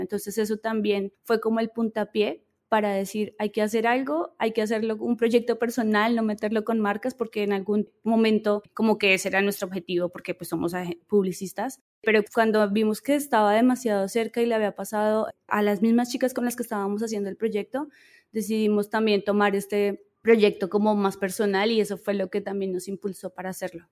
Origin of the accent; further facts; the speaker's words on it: Colombia; moved away as an adult; now in Mexico; soy colombiana, pero vivo en México hace unos tres años